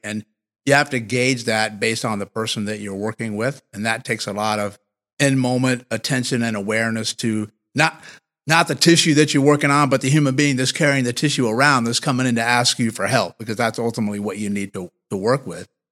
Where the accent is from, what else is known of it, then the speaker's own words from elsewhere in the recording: Martinsville, Virginia, United States; moved away; I actually grew up thirty minutes or so from where we are now. So I'm originally from the South, a Southern boy in Martinsville, Virginia.